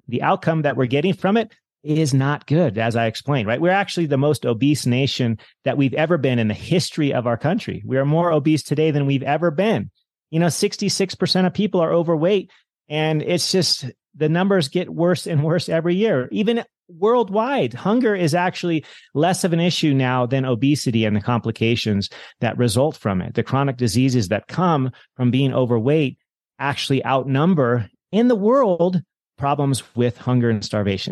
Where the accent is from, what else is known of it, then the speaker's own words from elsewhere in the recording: Monterey Bay, California, United States; moved away as an adult; now in Hawaii, United States; as a kid, I grew up in the Monterey Bay in California